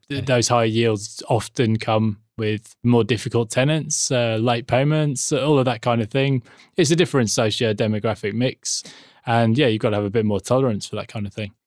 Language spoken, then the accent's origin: English; England, United Kingdom; now in Australia; being English